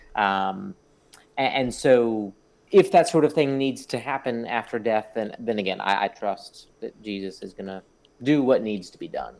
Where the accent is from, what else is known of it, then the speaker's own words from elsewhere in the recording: South Florida, United States; I grew up in South Florida